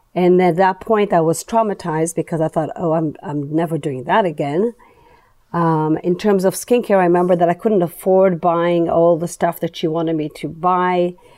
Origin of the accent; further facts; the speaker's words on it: Israel; moved away; Growing up in Israel, um, I grew up in a kind of a holistic